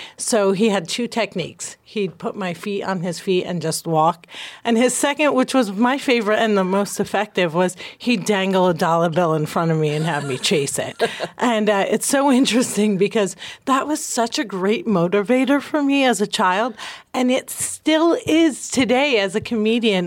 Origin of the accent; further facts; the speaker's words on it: New Jersey, United States; I'm from Jersey.